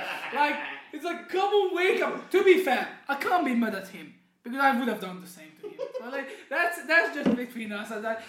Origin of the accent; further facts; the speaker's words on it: Hungary; English is a second language; now in Norway; because I mentioned that I'm from Hungary.